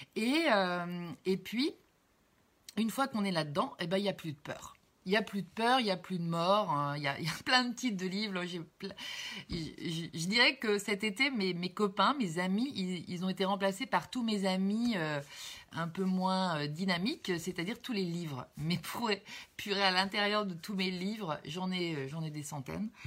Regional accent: Cherbourg, Normandy, France; je suis née à Cherbourg, à côté de Caen

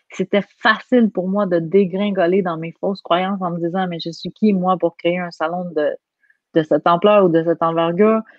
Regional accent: Quebec, Canada; accent: Quebec; Quand je parle en France, j'ai un accent du Québec. Donc, moi, je suis habituée, j'ai un accent, point.

